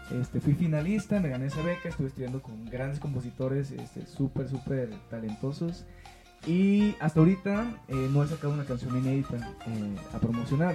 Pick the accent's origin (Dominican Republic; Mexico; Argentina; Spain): Mexico; Sinaloa; moved away as an adult; now in Mexico City, Mexico; yo soy de Sinaloa